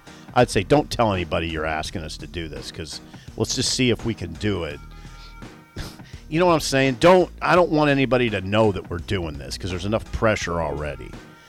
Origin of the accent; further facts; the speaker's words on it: Columbus, Ohio, United States; Growing up in Columbus.